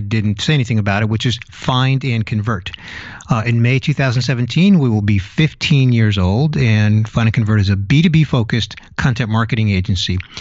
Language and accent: English; New York City, New York, United States; moved away as an adult; also born or lived in California; now in Tampa Bay, United States; I was born in New York City, went out to California in my early twenties, and then relocated to the Tampa Bay area in Florida